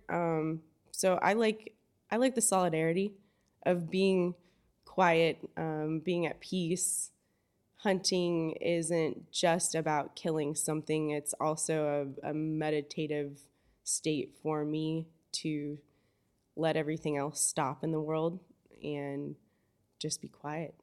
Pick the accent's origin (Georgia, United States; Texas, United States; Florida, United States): Florida, United States; Fort Myers; also born or lived in Belize / Homosassa, Florida; I grew up in Fort Myers, um, fifth generation Fort Myers